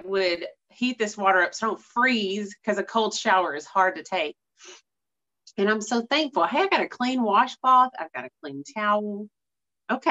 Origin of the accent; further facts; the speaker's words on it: East Texas, United States; I'm from East Texas, and East Texas winters last couple days here and there